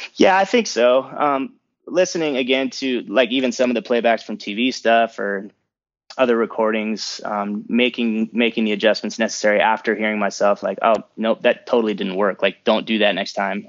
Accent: San Diego, California, United States; moved away; also born or lived in Los Angeles; I grew up in San Diego, I was there for thirteen years

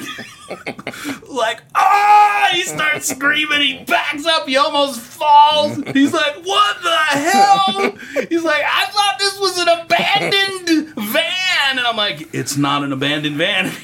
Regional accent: Texas, United States; I'm from Texas

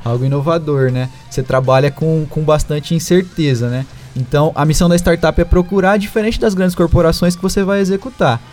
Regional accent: Ribeirão Preto, São Paulo, Brazil; sou daqui de Ribeirão, nasci, cresci aqui, sempre morei aqui

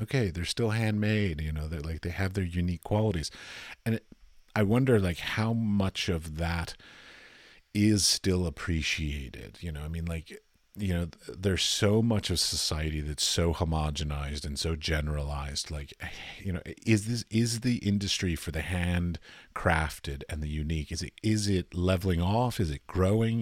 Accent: Washington, District of Columbia, United States; I'm from Washington, D C

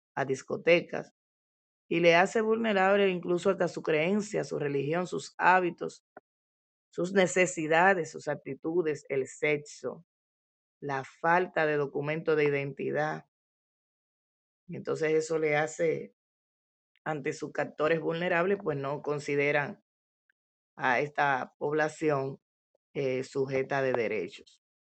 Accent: Dominican Republic; en nuestro país

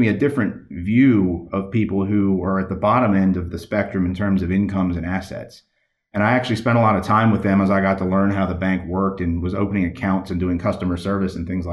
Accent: Baltimore, Maryland, United States; I'm from Baltimore, Maryland, originally in that area

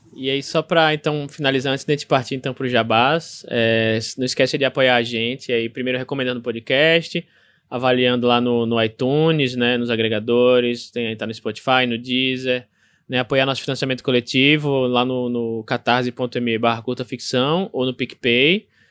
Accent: Aracaju, Sergipe, Brazil; sobre Aracaju, sobre minha terra

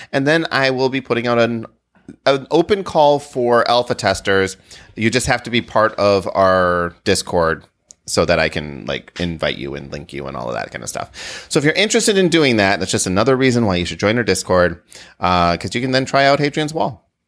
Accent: Wisconsin, United States; I grew up in Wisconsin

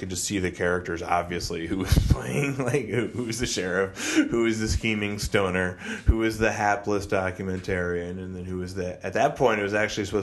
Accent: Evanston, Illinois, United States; moved away; I grew up in Evanston, and like I did a little bit of stuff around the theater there

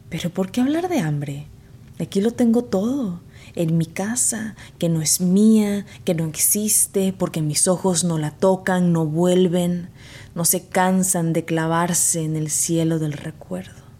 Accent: Veracruz, Mexico; also born or lived in Texas; now in United States; soy originaria de Veracruz, México. Me considero una escritora fronteriza porque desde que emigré a Estados Unidos viví en la frontera de Texas

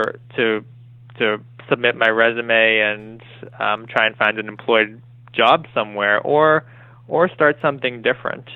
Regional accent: Sharon, Massachusetts, United States; I grew up in Massachusetts. I'm from Sharon, Massachusetts.

